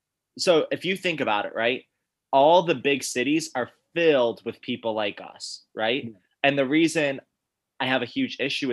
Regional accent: Syracuse, New York, United States; I grew up in Syracuse, New York.

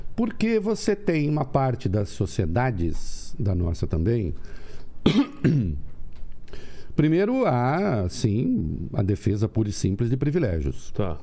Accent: Dois Córregos, São Paulo, Brazil; moved away; Eu nasci em Dois Córregos, interior de São Paulo, perto de Jaú

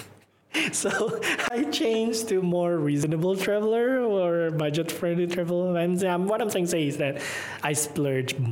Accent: Tasikmalaya, West Java, Indonesia; English is a second language; moved away; also born or lived in Malaysia; I'm from Tasikmalaya

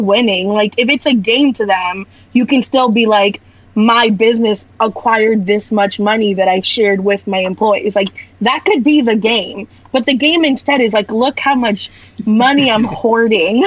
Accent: Orlando, Florida, United States; I'm from Florida. I'm from Orlando

